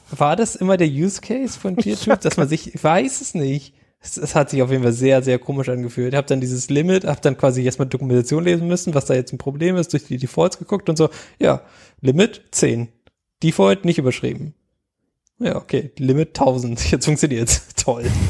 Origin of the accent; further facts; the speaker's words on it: Germany; wir als Deutsche